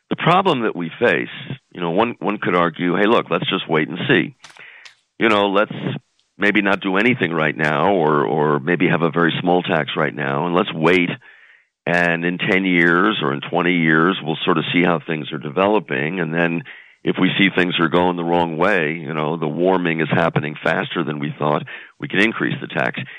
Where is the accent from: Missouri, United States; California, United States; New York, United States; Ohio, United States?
New York, United States; moved away; I grew up in New York, so I still have you know fond fond memories.